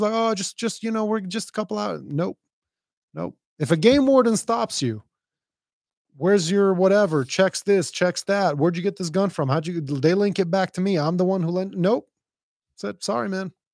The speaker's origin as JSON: {"language": "English", "region": "Dubai", "country": "United Arab Emirates", "tie": "born or raised there", "said": "I grew up in a pretty rough place. I mean, I grew up in Dubai."}